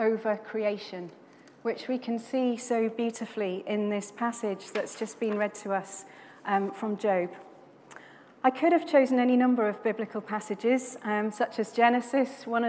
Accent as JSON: {"language": "English", "town": "Swansea", "region": "Wales", "country": "United Kingdom", "tie": "born or raised there", "said": "I grew up in Swansea in South Wales near the beautiful Gower Peninsula"}